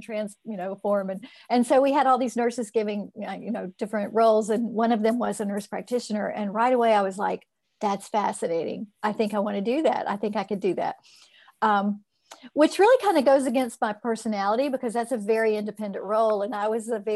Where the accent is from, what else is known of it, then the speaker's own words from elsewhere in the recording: Florida, United States; I grew up in Florida